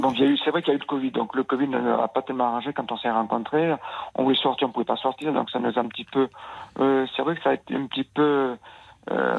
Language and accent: French; Nouvelle-Aquitaine, France; Je suis de l'Aquitaine.